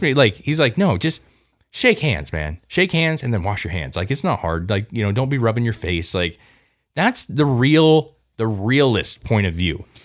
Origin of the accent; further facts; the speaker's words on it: United States; as an American